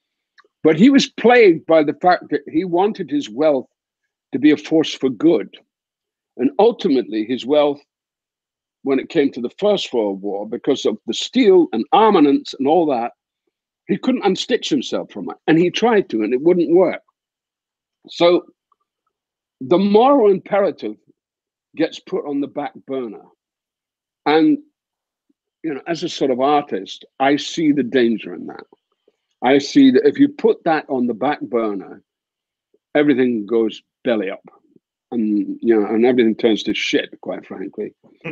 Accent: Dundee, Scotland, United Kingdom; now in United States; in my hometown, we have the Thompson Press, which are quite famous in Britain. And there's a paper called The Courier

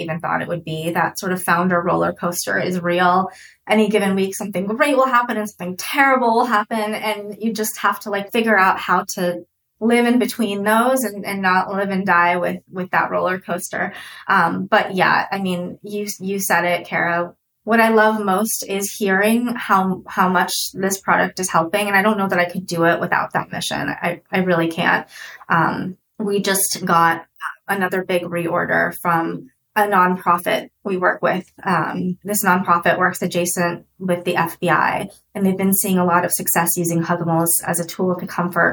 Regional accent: United States; also born or lived in Russia; I came to the States when I was 2

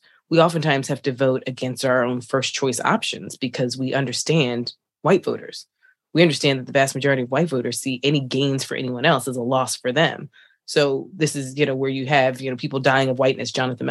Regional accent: Detroit, Michigan, United States; oh, I'm from Detroit. It's like, no, where are you from? It's like, Louisiana, then Detroit. And then it's like, no, where are you from? Like, where are your people from? And you're like, oh, I'm just black.

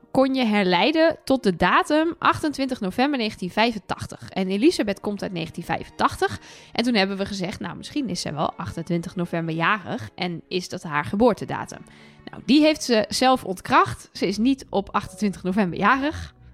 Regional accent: Twente, Overijssel, Netherlands; now in Utrecht, Netherlands; ik kom uit Twente, dus ik zeg Kinepolis.

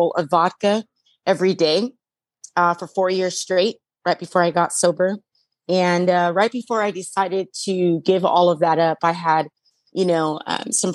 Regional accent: Las Vegas, Nevada, United States; I'm from Las Vegas and I went to Chandler, Arizona

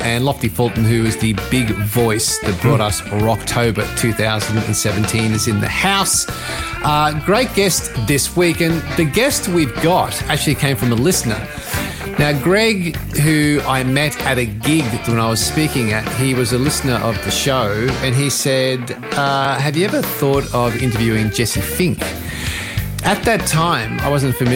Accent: Australia; an Aussie rock kid growing up

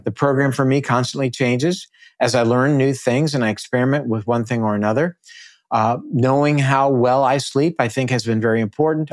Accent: Naples, Florida, United States; here in my hometown, which is Naples.

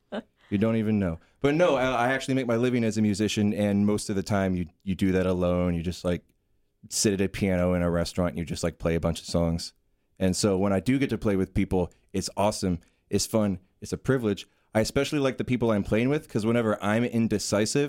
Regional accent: Cary, North Carolina, United States; also born or lived in Chapel Hill; I say that I grew up in Cary, but I'm not from Cary, because you can't be from Cary

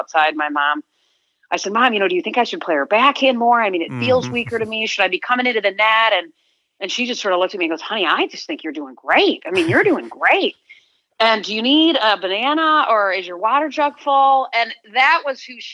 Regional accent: East Lansing, Michigan, United States; growing up in East Lansing, I was in a house with brothers

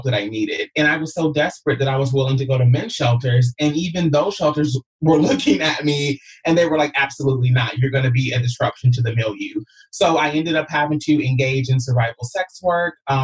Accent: Kentucky, United States; moved away as an adult; also born or lived in Los Angeles; I came from Kentucky at 19 years old

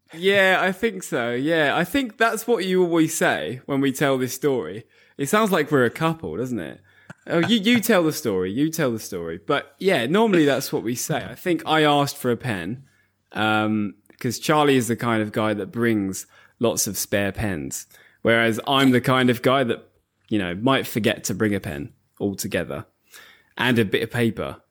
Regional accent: Bedford, East of England, United Kingdom; We have a, a large Asian community in Bedford, my hometown.

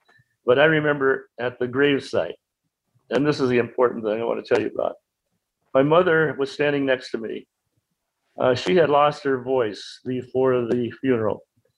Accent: Winthrop, Massachusetts, United States; also born or lived in Boston, Massachusetts; I was born in Boston on June 16th, 1925, lived in Winthrop, which is a suburb of Boston near the ocean.

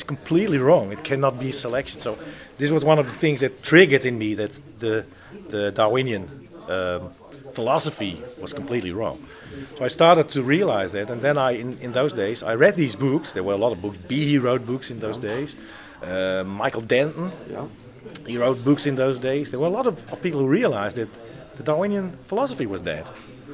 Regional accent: Netherlands; I was born in the Netherlands.

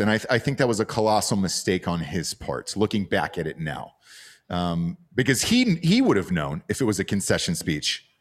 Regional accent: Georgia, United States; that's where I'm from

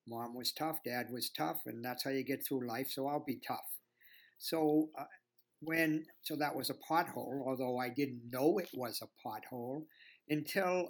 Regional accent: Boston, Massachusetts, United States; accent: Boston; I'm right now in my home in Boston.

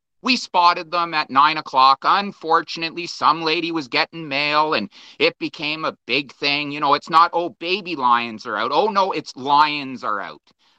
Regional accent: Brampton, Ontario, Canada; I was born in Brampton and always wanted to have dogs and always wanted to have cats.

